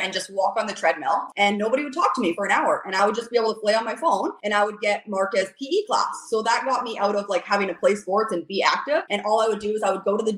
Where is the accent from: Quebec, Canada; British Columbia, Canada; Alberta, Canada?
British Columbia, Canada; Squamish; also born or lived in Campbell River, Vancouver Island; I was born and raised in Squamish